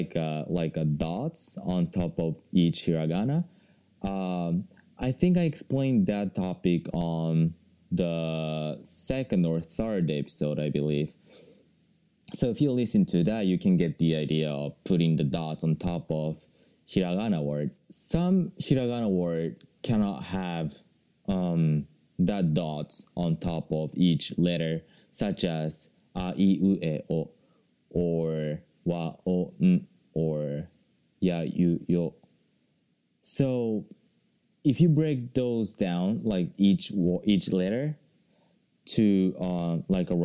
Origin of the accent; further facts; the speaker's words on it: Japan; first language Japanese; English is a second language; I haven't studied Japanese like very seriously, right? Because that's my mother language